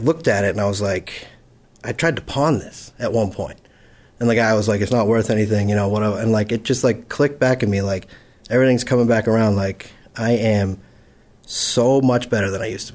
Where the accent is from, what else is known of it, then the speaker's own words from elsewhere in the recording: Holbrook, Massachusetts, United States; I'm from Holbrook, Massachusetts